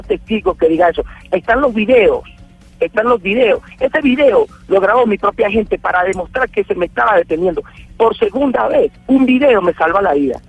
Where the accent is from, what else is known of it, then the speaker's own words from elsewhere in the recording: Venezuela; como además venezolano